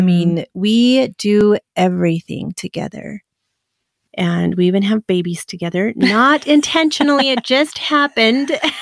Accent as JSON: {"language": "English", "town": "Afton", "region": "Wyoming", "country": "United States", "tie": "born or raised there", "moved": "yes", "said": "growing up in Afton"}